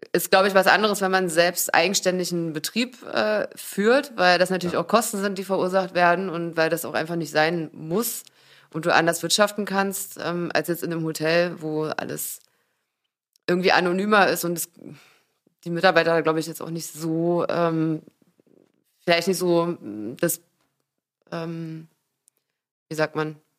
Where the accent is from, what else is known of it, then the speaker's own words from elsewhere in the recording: Magdeburg, Saxony-Anhalt, Germany; now in Berlin, Germany; ich komme ja eigentlich aus Magdeburg, aber vor 17 Jahren hierher gezogen